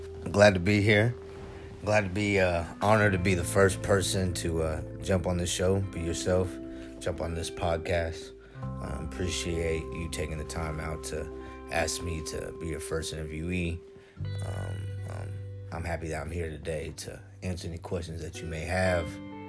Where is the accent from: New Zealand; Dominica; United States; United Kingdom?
United Kingdom; Upper Heyford, South East England; born there; I was born in 1989. I was born in Upper Hayford, England. I'm known to some as a military brat.